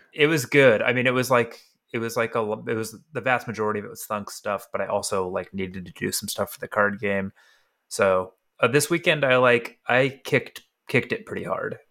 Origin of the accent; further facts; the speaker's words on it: Tennessee, United States; moved away; also born or lived in California; growing up in Tennessee